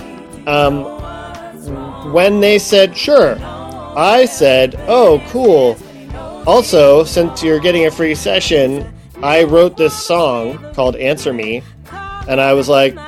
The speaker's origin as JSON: {"language": "English", "region": "Ohio", "country": "United States", "moved": "yes", "said": "I'm from Ohio"}